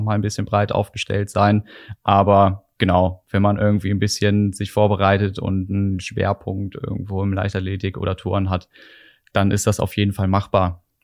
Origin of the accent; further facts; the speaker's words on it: Korschenbroich, North Rhine-Westphalia, Germany; in Korschenbruch bei mir in der Heimat